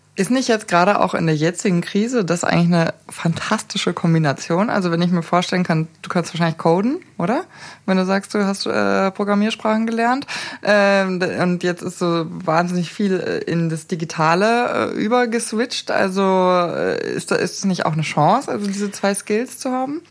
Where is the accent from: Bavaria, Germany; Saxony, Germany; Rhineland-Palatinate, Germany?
Bavaria, Germany; Munich; ich bin geboren in München